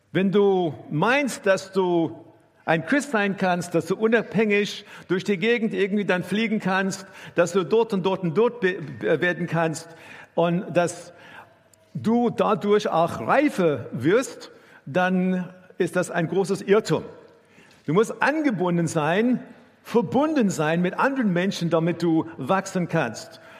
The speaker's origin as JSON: {"language": "German", "country": "South Africa", "tie": "born or raised there", "second_language": "German", "lives_now": "Germany", "said": "ich bin in Südafrika aufgewachsen und äh, meine Familie war gar keine äh, gläubige Familie."}